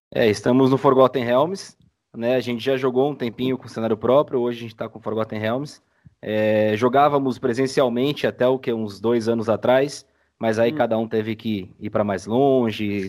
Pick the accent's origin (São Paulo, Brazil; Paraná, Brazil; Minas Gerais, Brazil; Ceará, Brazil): São Paulo, Brazil; Sou de São Paulo